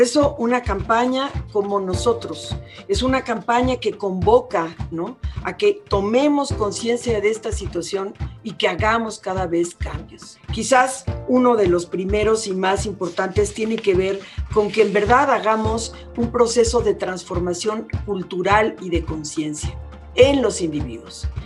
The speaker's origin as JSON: {"language": "Spanish", "country": "Mexico", "said": "como mexicanos y mexicanas"}